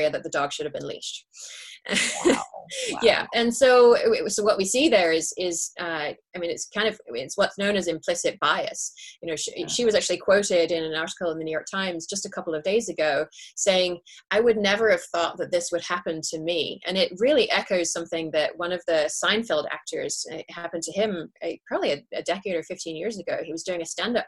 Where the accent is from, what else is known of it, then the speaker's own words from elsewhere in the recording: England, United Kingdom; now in California, United States; I'm English originally